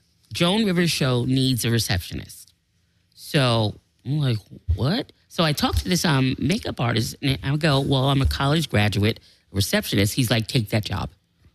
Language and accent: English; New York City, New York, United States; When I graduated from high school in Manhattan, because I'm from New York.